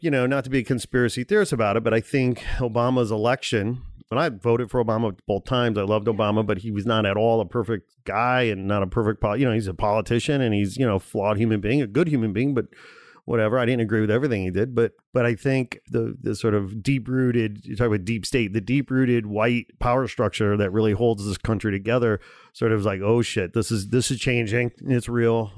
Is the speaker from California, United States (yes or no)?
no; outside Chicago, Illinois, United States; moved away as an adult; also born or lived in Gary, Indiana; now in Los Angeles, United States; I was born in Gary, Indiana, okay? I grew up outside Chicago. I lived in Chicago a long time. I moved to L A in oh one